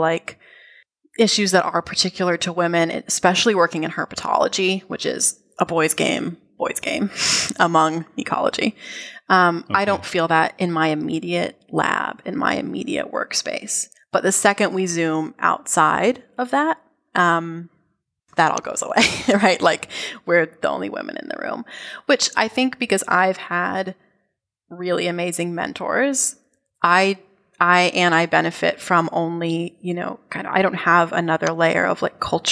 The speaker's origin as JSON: {"language": "English", "country": "United States", "also_born_or_lived": "New Zealand", "said": "as an American, as an outsider"}